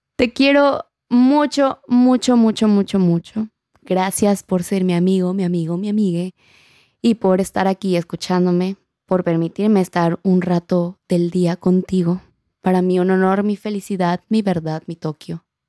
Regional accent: Acapulco, Guerrero, Mexico; accent: acapulqueño; mi acento acapulqueño

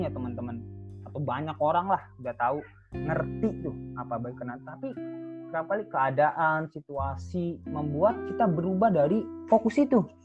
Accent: Jakarta, Indonesia; now in Bekasi, Indonesia; saya orang Jakarta

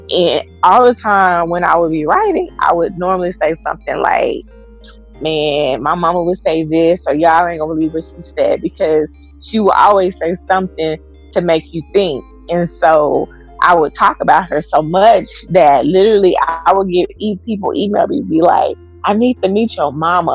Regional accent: Texas, United States; I'm from Texas

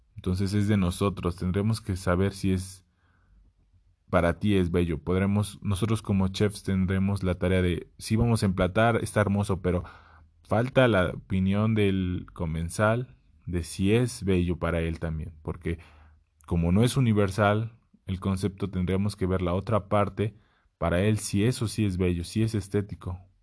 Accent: Puebla, Mexico; soy poblano

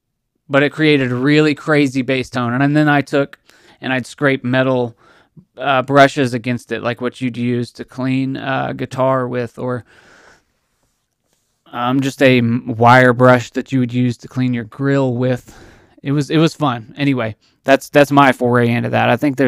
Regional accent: Texas, United States; now in Tennessee, United States; Now, we lived in Tennessee. And my father, as well as myself, we're from Texas. But my parents got divorced and we moved to Tennessee.

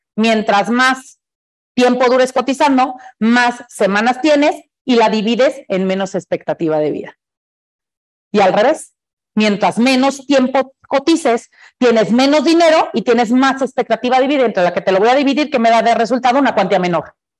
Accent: Mexico; Como buenos mexicanos

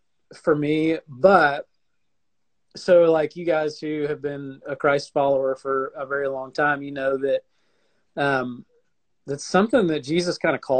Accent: Alabama, United States; also born or lived in Arkansas; now in Sarasota, United States; We went out to Arkansas, which is where I'm sort of from. I'm from Alabama and Arkansas, I guess you'd say.

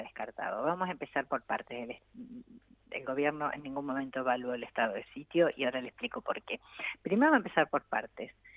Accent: Argentina; las mujeres somos parte de la Argentina

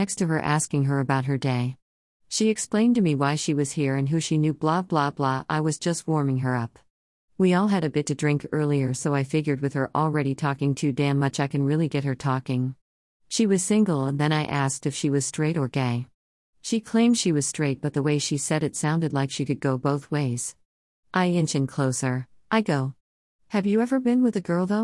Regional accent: the North, United States; now in Texas, United States; I grew up in the North

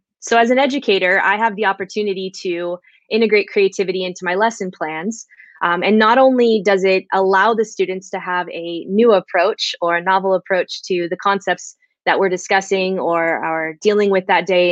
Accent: Central California, United States; I'm from Central California, pretty much right smack dab in the middle of the state

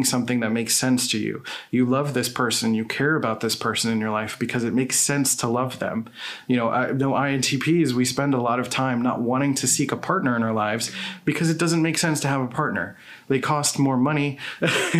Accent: Philadelphia, Pennsylvania, United States; moved away; I grew up in Philadelphia

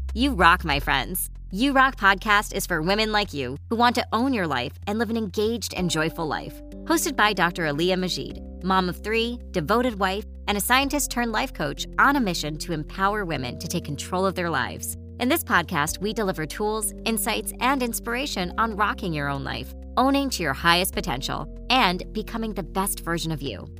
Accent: Pakistan; moved away as an adult; now in Alberta, Canada; I'm from Pakistan, so Pakistan uh, it's also quite hot in summer

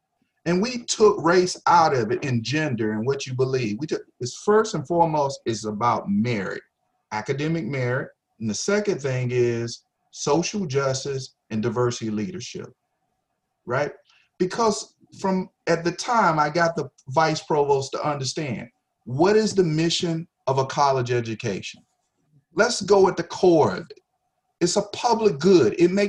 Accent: the South, United States; And I learned that from growing up in the South from my own dad.

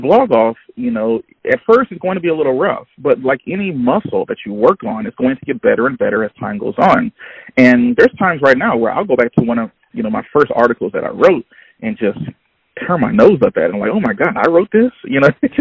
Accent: Baton Rouge, Louisiana, United States; I'm from Baton Rouge, Louisiana

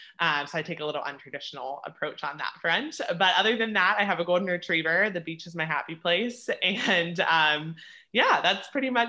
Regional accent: Altoona, Pennsylvania, United States; born or raised there; moved away as an adult; also born or lived in Frederick, Maryland; now in South Carolina, United States

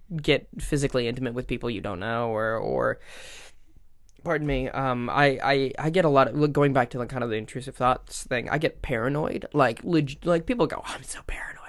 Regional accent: Minnesota, United States; growing up in the Midwest

